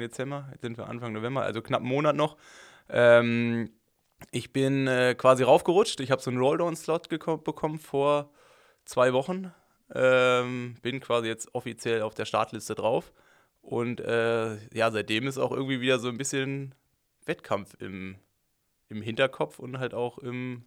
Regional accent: Germany; als Deutscher

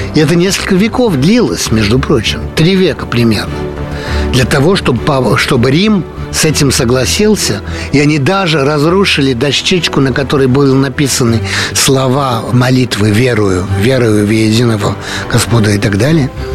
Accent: Paris, Île-de-France, France; родился я в Париже, э, жил в Париже, Э, учился в Париже, работал во Франции

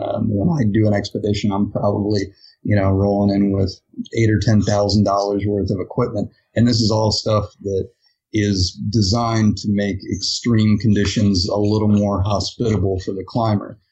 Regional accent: Ohio, United States; moved away; I grew up in Ohio

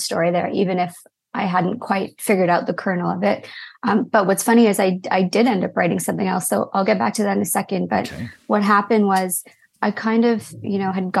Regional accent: Toronto, Ontario, Canada; also born or lived in London; growing up in Canada, but then also having parents who grew up in England

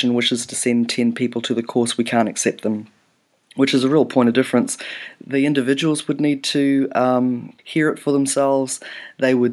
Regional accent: New Zealand; also born or lived in Canada; pretty much from the age of 6, 7, brought up in New Zealand

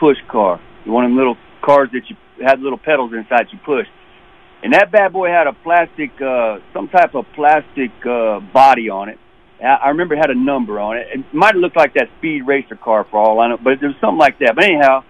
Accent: Prince George's County, Maryland, United States; moved away as an adult; also born or lived in West Virginia (family); P.G. County, that's where I was born and raised

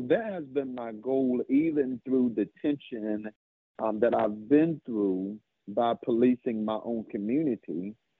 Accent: Bertie County, North Carolina, United States; policing an area that you have been born and raised and reared

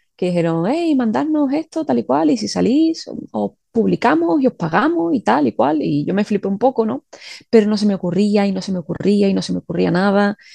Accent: Seville, Andalusia, Spain; yo soy de Sevilla, y aquí hace calor en verano

